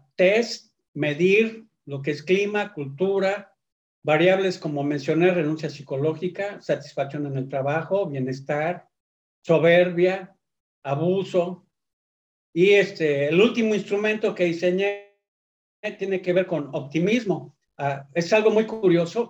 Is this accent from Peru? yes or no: no; Mexico; also born or lived in Akron, Ohio, United States; nací en México, eh, a los 18 años tuve que decidir entre la nacionalidad y seleccionar la mexicana